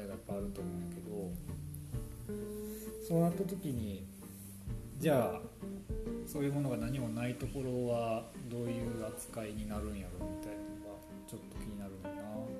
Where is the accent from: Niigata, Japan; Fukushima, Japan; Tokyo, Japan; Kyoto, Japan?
Kyoto, Japan; 私京都の出身やねんけど